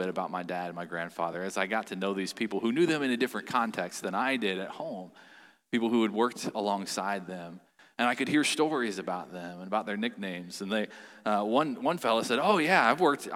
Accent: Chillicothe, Ohio, United States; I had the opportunity to work in a factory in my hometown, Chillicothe, Ohio

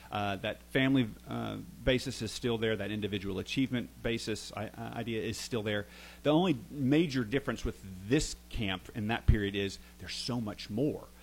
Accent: Franklin, Tennessee, United States; also born or lived in Nashville, Tennessee / Tuscaloosa, Alabama; I was born in Nashville, grew up in Franklin, Tennessee, south of south of the city there.

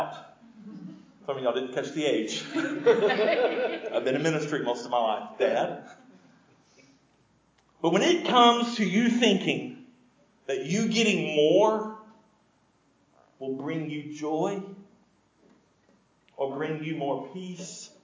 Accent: United States; as an American in an affluent country

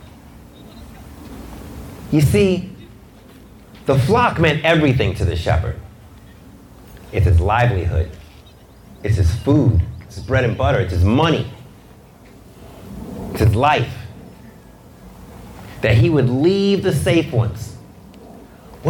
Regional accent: New York City, New York, United States; I'm from Brooklyn

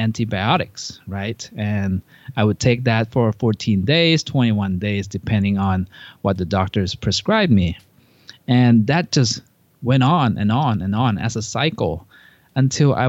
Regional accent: Thailand; moved away; I grew up in Thailand

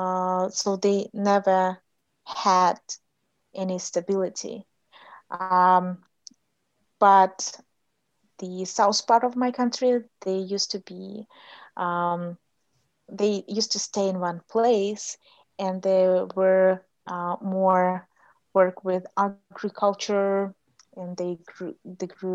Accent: Kyrgyzstan; first language Russian; English is a second language; moved away as an adult; also born or lived in Kazakhstan / Malaysia / United States; I grew up in Kyrgyzstan, Kyrgyz Republic, and my parents live in Kyrgyzstan

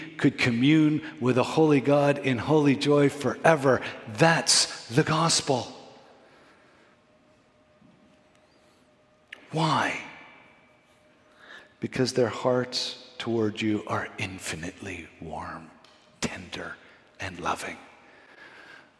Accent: Montreal, Quebec, Canada; also born or lived in Vancouver, Canada / Florida, United States; now in Toronto, Canada; I grew up in Montreal

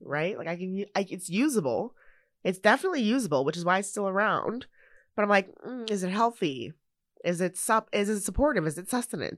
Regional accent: Canada; I'm a Canadian citizen, born here, raised here, living in the place where I was born and raised in this country

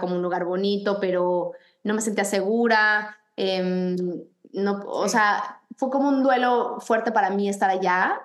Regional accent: Mexico City, Mexico; moved away as an adult; now in United States; creciendo en México y habiendo estudiado en la Ciudad de México

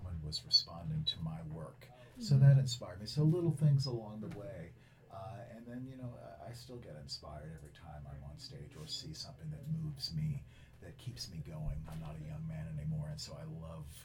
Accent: Philadelphia, Pennsylvania, United States; I grew up in Philadelphia, which is a wonderful place for museums and arts and theater

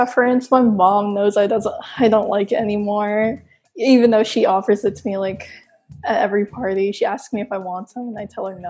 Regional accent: Philippines; I mean, we're Filipino, so we're like, we're going to have rice anyway.

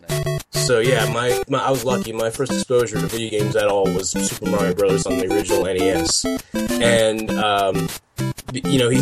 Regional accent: West Virginia, United States; I'm from West Virginia

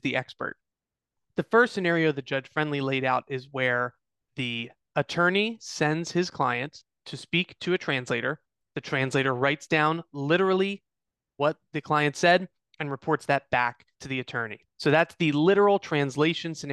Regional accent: Eastern District of Pennsylvania, United States; the Eastern District of Pennsylvania, my hometown

